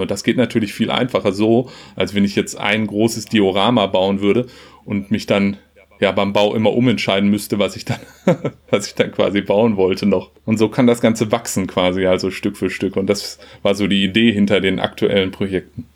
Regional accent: Lüdinghausen, North Rhine-Westphalia, Germany; also born or lived in Hannover / Hamburg; ich komme aus Lüdinghausen äh, im schönen Münsterland zwischen Dortmund und Münster, habe aber auch in Hannover gewohnt

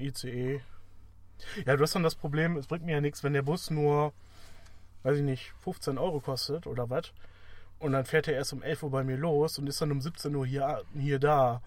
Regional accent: Wuppertal, North Rhine-Westphalia, Germany; Ich komme halt aus Wuppertal

